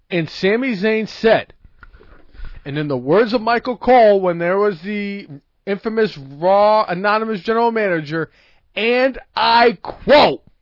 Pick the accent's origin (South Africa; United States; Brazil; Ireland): Ireland; because of the fact that I'm Irish, I have